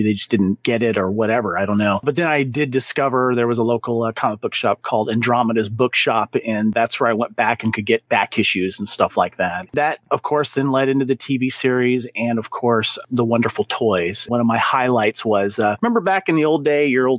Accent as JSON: {"language": "English", "town": "Santa Barbara", "region": "California", "country": "United States", "tie": "born or raised there", "said": "my local 7-Eleven here in my hometown of Santa Barbara"}